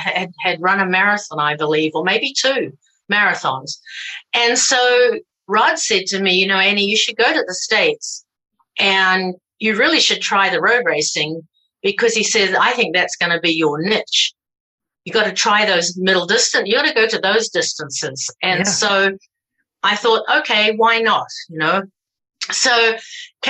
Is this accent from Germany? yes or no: no; New Zealand; I'm a New Zealander.